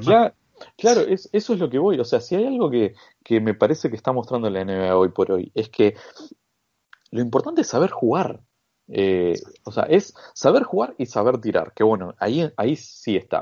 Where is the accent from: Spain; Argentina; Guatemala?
Argentina; yo como argentino